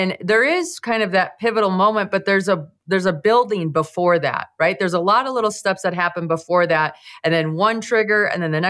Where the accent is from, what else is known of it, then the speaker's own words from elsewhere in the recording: Michigan, United States; I grew up in Michigan